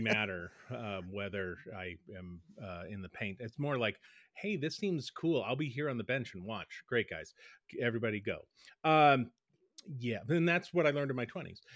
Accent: Boston, Massachusetts, United States; growing up in Boston

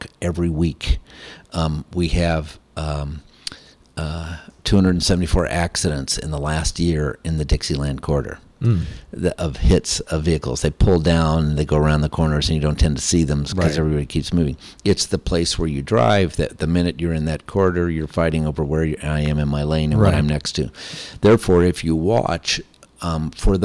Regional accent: Lakeland, Florida, United States; Lakeland, Florida

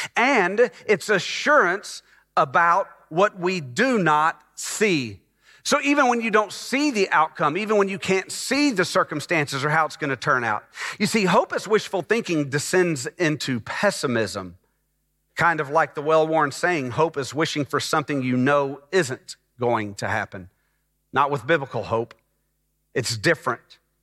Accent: Dallas, Texas, United States; moved away as an adult; also born or lived in North Atlanta, Georgia; now in Texas, United States; my wife and I moved from Dallas, Texas, where I had grown up in the Dallas area.

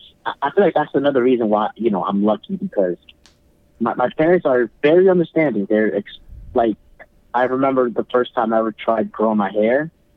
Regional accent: New York City, New York, United States; I was born in the South Bronx, so I was mostly, you know, in a very strong African American, you know, community.

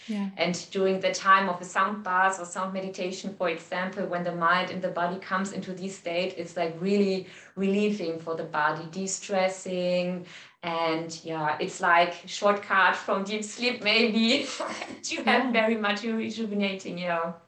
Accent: Cologne, North Rhine-Westphalia, Germany; moved away as an adult; also born or lived in Hamburg, Germany / India; I come from Cologne, but I lived in Hamburg in the north mm of Germany for 10 years

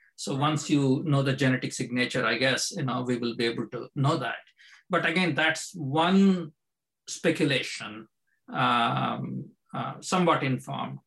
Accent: India; now in United States; I grew up in India

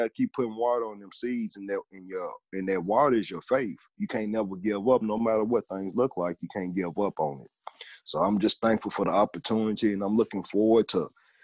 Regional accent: Hopkinsville, Kentucky, United States; I'm from Hopkinsville, Kentucky

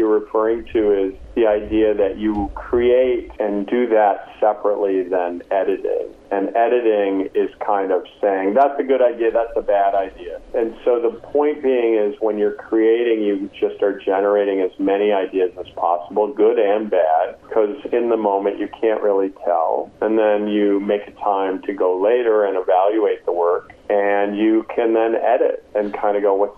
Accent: Green Bay, Wisconsin, United States; also born or lived in Duluth, Minnesota; growing up in Green Bay

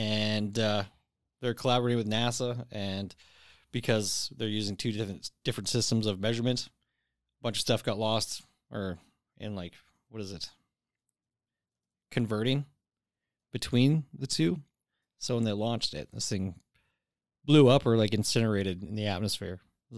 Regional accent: Canada; we're Canadian.

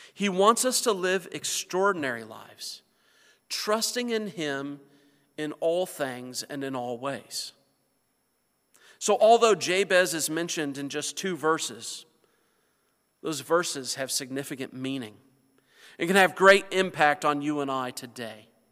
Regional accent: north central Indiana, United States; moved away; my hometown, where I come from, where my family still lives, is in north central Indiana.

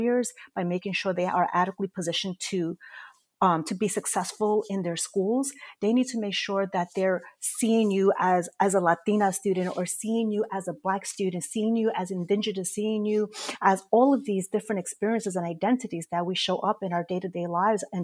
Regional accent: New York City, New York, United States; I'm also a proud native New Yorker, born and raised in Corona, Queens

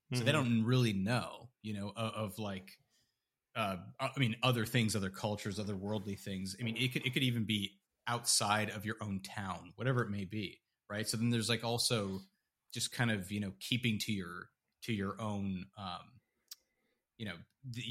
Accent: Canada; And, you know, you'd be like, oh, yeah, you know, like I'm from Canada.

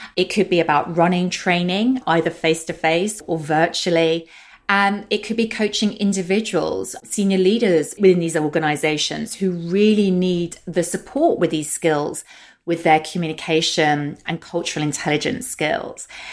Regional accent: London, United Kingdom; accent: British; also born or lived in Germany / Russia; my accent is British and I'm based in London, the U K. And I have lived here most of my life

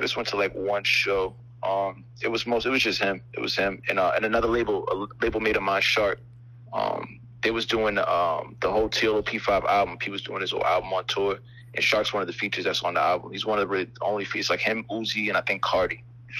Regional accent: Boston, Massachusetts, United States; moved away; also born or lived in Atlanta / Miami; I'm from Boston, Mass.

